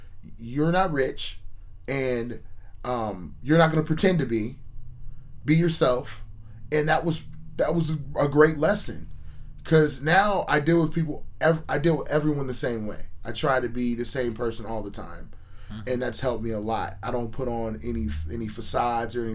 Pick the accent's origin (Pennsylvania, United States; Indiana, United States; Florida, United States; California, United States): California, United States; Menlo Park; I grew up in Menlo Park.